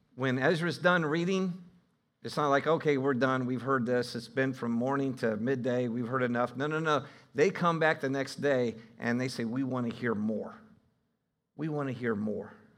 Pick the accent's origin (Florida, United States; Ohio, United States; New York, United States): Ohio, United States; I'm from Ohio